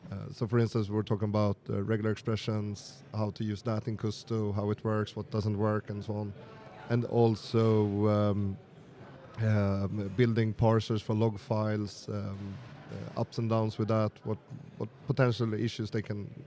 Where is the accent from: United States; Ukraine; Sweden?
Sweden; from Sweden. I'm from Sweden.